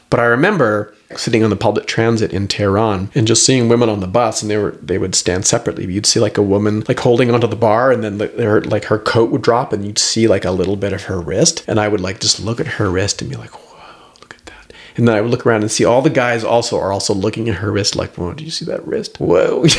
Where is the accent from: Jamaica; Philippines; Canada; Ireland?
Canada; And then I'm explaining, look, I'm Canadian.